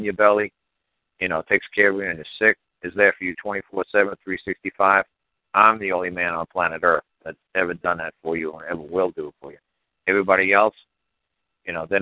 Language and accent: English; New York, United States; growing up in New York.